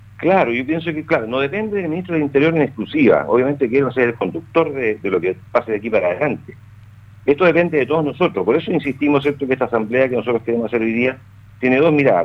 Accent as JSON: {"language": "Spanish", "country": "Chile", "said": "somos todos chilenos"}